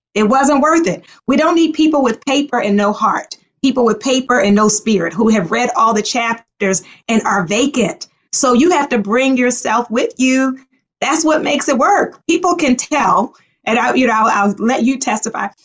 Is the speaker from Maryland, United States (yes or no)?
yes; Baltimore, Maryland, United States; also born or lived in Liberia; I grew up in Baltimore.